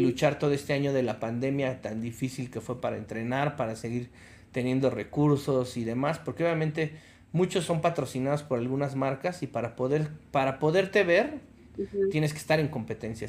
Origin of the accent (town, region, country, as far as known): Mexico